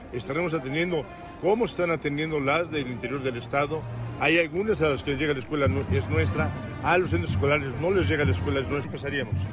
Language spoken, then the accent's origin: Spanish; Puebla, Mexico; lo que somos, grandes poblanos